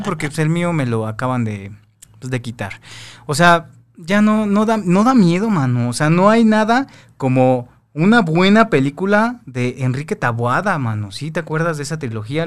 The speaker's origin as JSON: {"language": "Spanish", "region": "Mexico City", "country": "Mexico", "also_born_or_lived": "Veracruz", "said": "yo soy de San Cosme"}